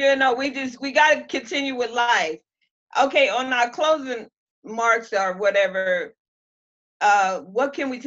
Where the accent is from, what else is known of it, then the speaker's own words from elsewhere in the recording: New Haven, Connecticut, United States; moved away; I am from, I was raised in New Haven, Connecticut